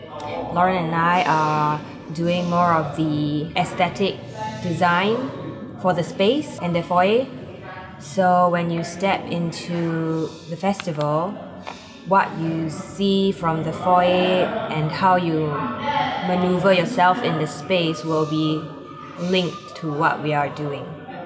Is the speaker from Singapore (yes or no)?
yes; Singapore; I'm from Singapore.